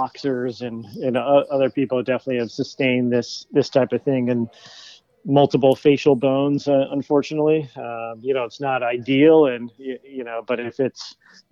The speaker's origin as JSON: {"language": "English", "town": "Washington", "region": "District of Columbia", "country": "United States", "tie": "born or raised there", "also_born_or_lived": "Boston", "moved": "as an adult", "lives_now": "Connecticut, United States", "said": "I grew up in D.C."}